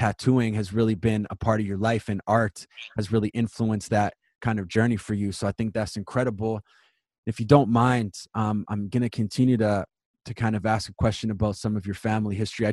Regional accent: Winnipeg, Manitoba, Canada; I moved out when I was 16, and I'm born and raised in Winnipeg

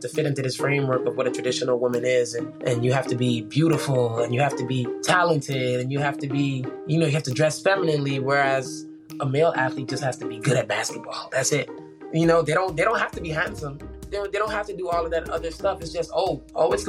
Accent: Bahamas; moved away; growing up in the Bahamas was amazing

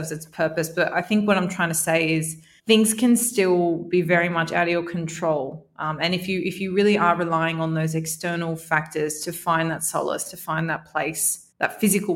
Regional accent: Sydney, New South Wales, Australia; moved away as an adult; also born or lived in Melbourne, Australia; now in Dubai, United Arab Emirates; I was born in Melbourne, yeah. but I grew up in Sydney

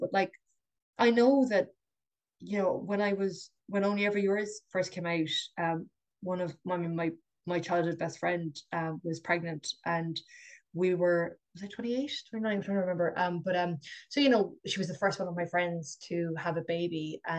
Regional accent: Ireland; I think we're so Irish

